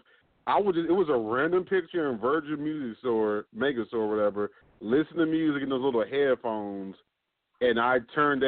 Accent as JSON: {"language": "English", "region": "New Jersey", "country": "United States", "moved": "yes", "said": "I'm from Jersey originally"}